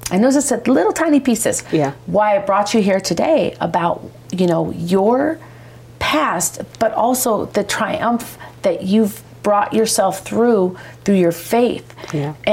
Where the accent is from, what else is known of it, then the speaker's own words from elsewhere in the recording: Chicago, Illinois, United States; I grew up in Chicago.